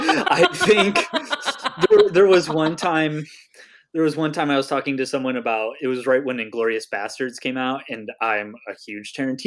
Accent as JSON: {"language": "English", "country": "Germany", "said": "My relatives may have been in World War II on the Germany side because I'm from Germany."}